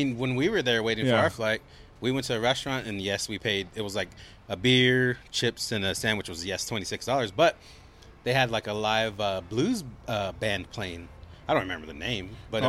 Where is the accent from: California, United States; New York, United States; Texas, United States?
Texas, United States; San Marcos; I'm from San Marcos.